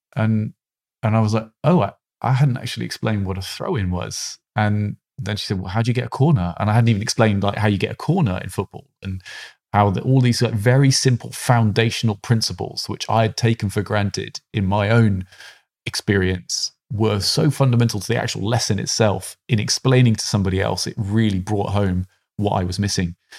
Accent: United Kingdom; being a British man

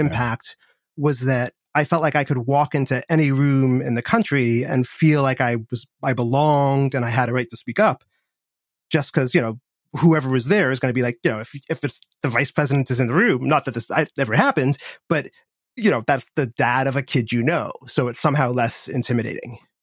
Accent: Washington, District of Columbia, United States; I grew up in Washington, D C, in the seventies and eighties

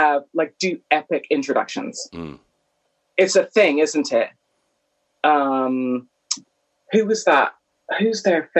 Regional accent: Canada; moved away as an adult; now in United Kingdom; I was born and raised in Canada in the 70s and 80s

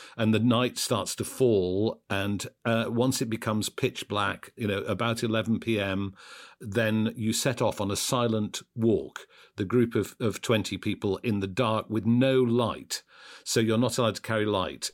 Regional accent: Sheffield, Yorkshire and the Humber, United Kingdom; I was born and brought up in Sheffield, which is right next to the Peak District

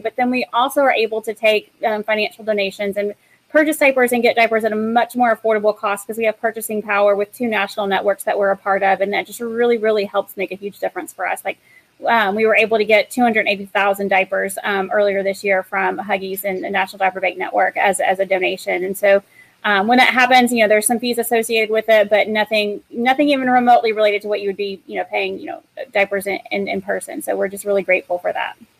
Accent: Knoxville, Tennessee, United States; moved away; my hometown is in Knoxville, Tennessee.

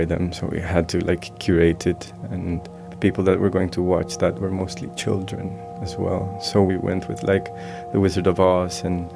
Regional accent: Colombia; moved away; growing up in Colombia

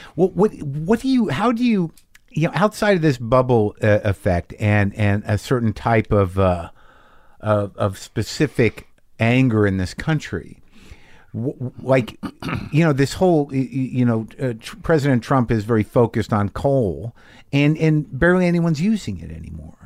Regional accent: United States; as an American

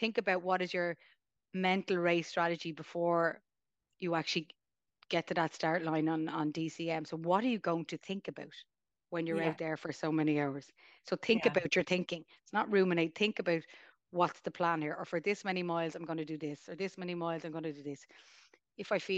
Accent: Dublin, Leinster, Ireland; I'm from Dublin

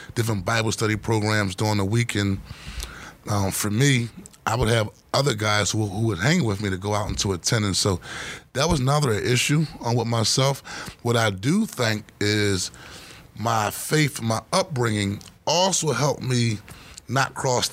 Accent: Philadelphia, Pennsylvania, United States; growing up in Point Breeze, South Philadelphia, I was primarily raised by mother, stepfather, and my grandmother

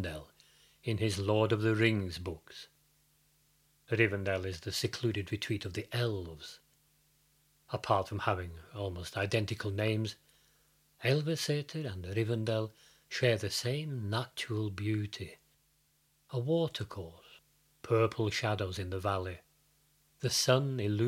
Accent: United Kingdom; also born or lived in Fredrikstad, Norway; now in Norway; Growing up in Britain

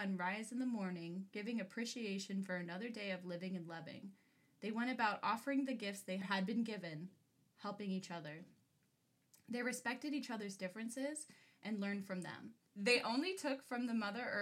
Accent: Ventura County, California, United States; I am from Ventura County, California, hello, what's up, the 805, we went to an outdoor school that was on Chumash land

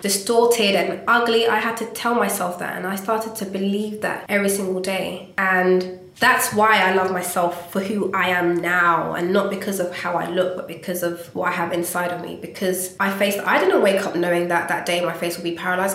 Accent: Ghana; I'm Ghanaian and as a Ghanaian, you do not tell your parents you want to be an artist

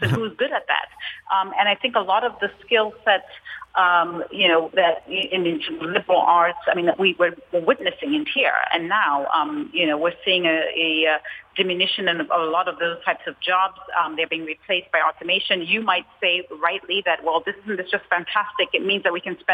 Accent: Zambia; moved away; I grew up in Africa at a time where my early formative years were really at a time when the government was at the center.

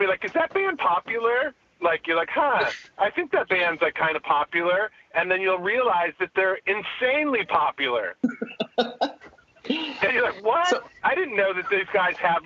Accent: Redding, California, United States; also born or lived in Davis, California; where I grew up in Redding

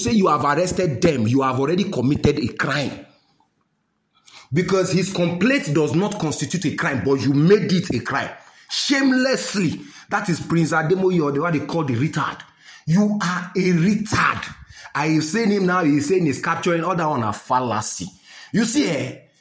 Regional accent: Nigeria; I am the proudest human being as a Nigerian

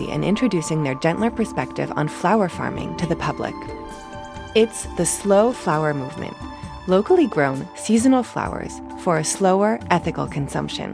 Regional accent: France; moved away as an adult; now in Cambridge, United Kingdom; I was born in France. I completed all my studies in France, including my PhD in plant biology

